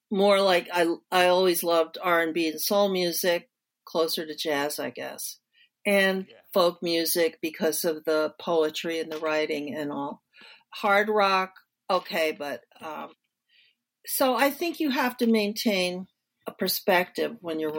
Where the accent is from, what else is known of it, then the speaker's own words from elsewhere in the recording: New Jersey, United States; now in Detroit, United States; I'm from New Jersey, just like ….